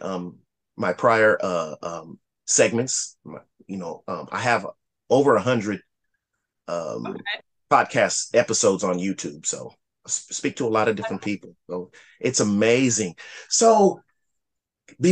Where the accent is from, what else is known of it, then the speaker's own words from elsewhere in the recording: Lima, Ohio, United States; I'm originally from Lima, Ohio, right outside of Dayton, Ohio